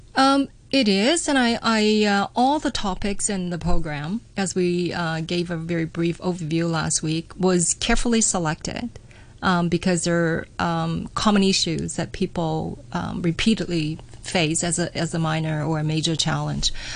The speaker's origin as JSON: {"language": "English", "country": "Canada", "tie": "born or raised there", "moved": "as an adult", "said": "Growing up in Canada"}